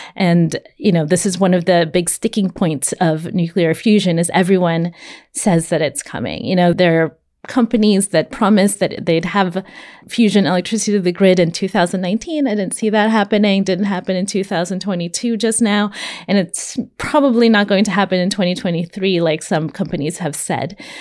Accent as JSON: {"language": "English", "region": "California", "country": "United States", "said": "I'm from California."}